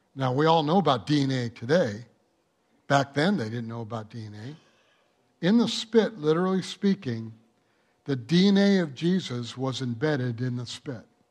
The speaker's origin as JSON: {"language": "English", "region": "Michigan", "country": "United States", "tie": "born or raised there", "moved": "yes", "lives_now": "El Monte, United States", "said": "I grew up in Michigan where you had the four seasons"}